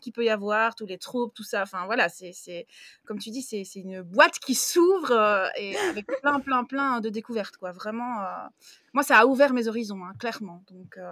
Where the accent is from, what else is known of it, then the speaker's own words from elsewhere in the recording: Belgium; j'ai 33 ans, je suis belge